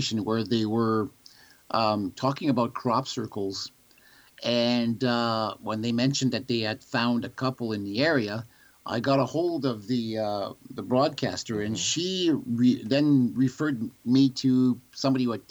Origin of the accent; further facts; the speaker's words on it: Sudbury, Ontario, Canada; I grew up near the Sudbury airport